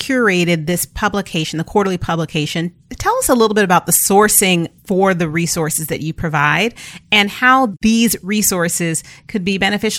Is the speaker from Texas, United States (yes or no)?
no; San Jose, California, United States; I'm a Black girl from the Bay. {S2} Hey. {S0} Born and raised in San Jose before it was the Silicon Valley, right?